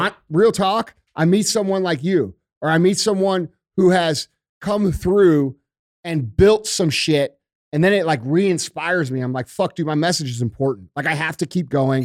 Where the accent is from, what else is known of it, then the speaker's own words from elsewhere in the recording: St. Louis, Missouri, United States; I grew up in the Melville School District. I went to fucking Vianney right up the street